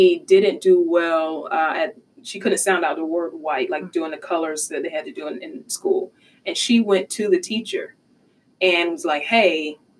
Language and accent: English; Georgia, United States; I'm a Southerner, born and bred. I'm from Georgia.